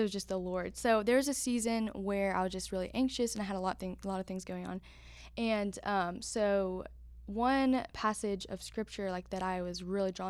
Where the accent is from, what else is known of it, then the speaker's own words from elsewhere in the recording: Memphis, Tennessee, United States; also born or lived in North Carolina; So I was born in Memphis